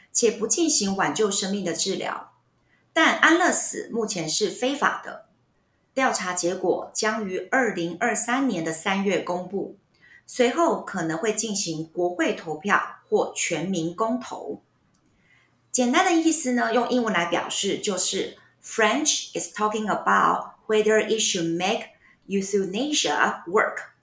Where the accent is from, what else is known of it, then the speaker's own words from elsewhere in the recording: Taiwan; 所以我们台湾人现在有很多的长辈，有时候会讲到这个东西